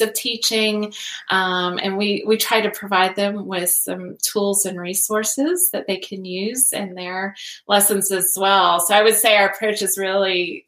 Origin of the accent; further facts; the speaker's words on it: Greenville, South Carolina, United States; also born or lived in Easley, South Carolina; growing up in Greenville